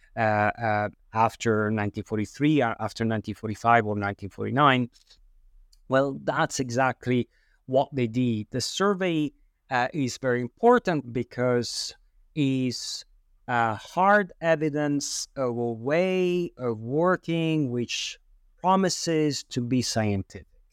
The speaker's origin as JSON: {"language": "English", "region": "Sicily", "country": "Italy", "tie": "born or raised there", "said": "I was born in Sicily"}